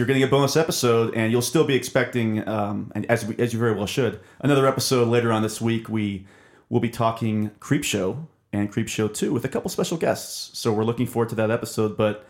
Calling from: Chicago, Illinois, United States; We are calling from Chicago, actually.

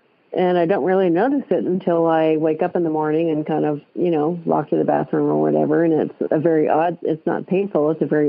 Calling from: Boise, Idaho, United States; I'm calling from Boise, Idaho

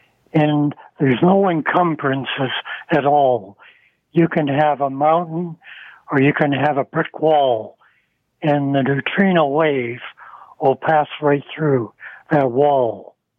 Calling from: Scarborough, Ontario, Canada; I'm from Scarborough.

